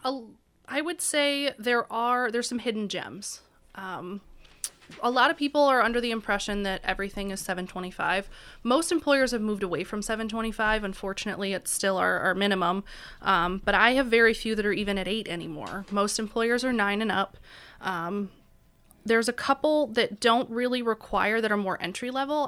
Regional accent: Auburn, New York, United States; moved away as an adult; now in Erie, United States; I'm from Auburn, New York

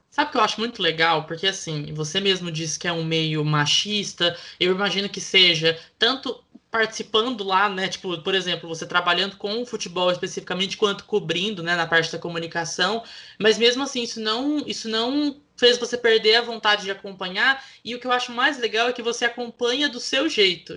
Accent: interior of Minas Gerais, Brazil; Eu sou do interior de Minas Gerais

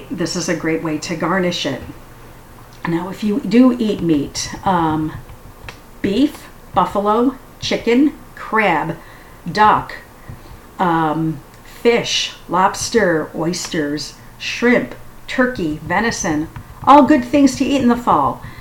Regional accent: United States; I love ice in a drink. I'm very American that way.

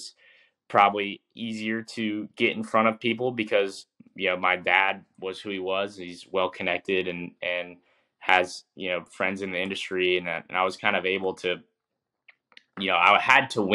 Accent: North Carolina, United States; I grew up in North Carolina

